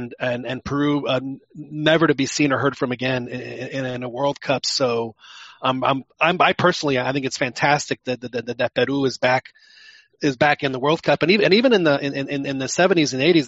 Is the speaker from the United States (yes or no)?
no; Mexico; I grew up in Mexico